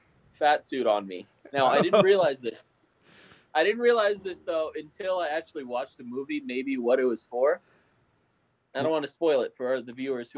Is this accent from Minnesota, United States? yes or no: no; Los Angeles, California, United States; So I grew up in Los Angeles.